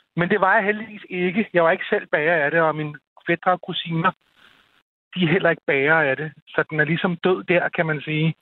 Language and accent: Danish; Copenhagen Western Suburbs, Capital Region of Denmark, Denmark; also born or lived in Glostrup; jeg er fra den københavnske Vestegn og bor i Glostrup